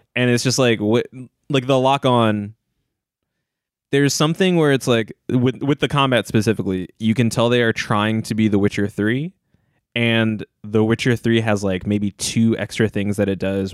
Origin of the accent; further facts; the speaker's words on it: Northern Virginia, United States; moved away; I'm from, I'm from Northern Virginia